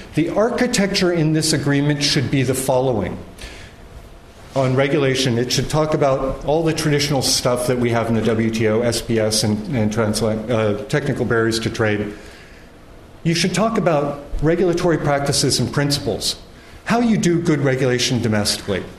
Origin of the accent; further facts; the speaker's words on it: United States; I'm an American citizen